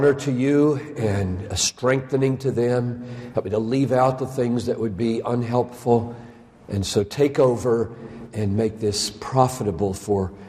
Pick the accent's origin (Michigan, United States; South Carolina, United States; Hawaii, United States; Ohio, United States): South Carolina, United States; now in Minnesota, United States; I'm from South Carolina